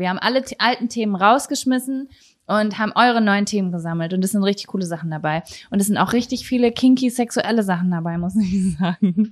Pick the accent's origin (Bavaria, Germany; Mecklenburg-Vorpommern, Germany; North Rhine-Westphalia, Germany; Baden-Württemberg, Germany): North Rhine-Westphalia, Germany; Lübbecke; moved away; ich bin aus der Stadt weggezogen